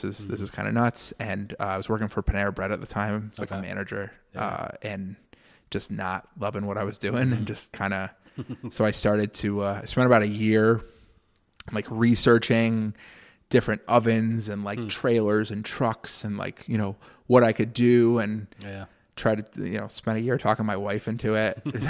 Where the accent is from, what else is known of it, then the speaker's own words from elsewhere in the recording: Connecticut, United States; now in Syracuse, United States; So I grew up in Connecticut originally. I've been in Syracuse for, oh God, like going on like 7 years now